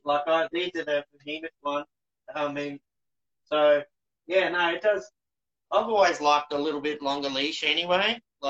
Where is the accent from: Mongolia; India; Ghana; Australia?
Australia; New South Wales; So I grew up at a little town south of D-Bar when I was a grommet.